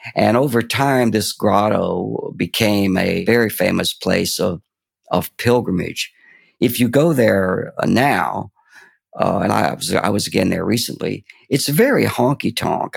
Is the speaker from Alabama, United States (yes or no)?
yes; Fort Payne, Alabama, United States; I was brought up in the Appalachian foothills of Fort Payne, Alabama